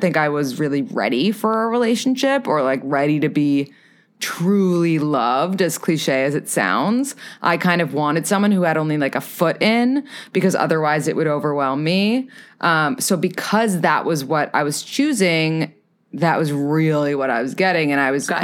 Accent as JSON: {"language": "English", "town": "New York City", "region": "New York", "country": "United States", "said": "I am from New York City"}